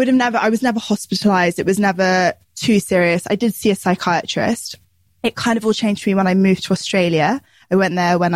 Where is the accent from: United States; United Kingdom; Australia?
United Kingdom; born or raised there